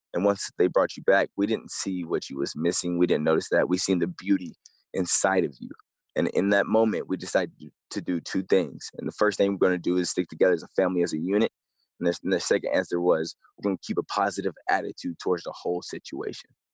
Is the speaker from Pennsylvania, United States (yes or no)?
no; East Tennessee, United States; I grew up in East Tennessee